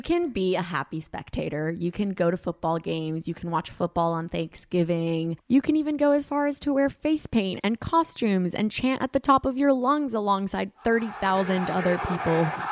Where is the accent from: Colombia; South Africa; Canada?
Colombia; moved away; I'm from Colombia. Like, we don't watch American football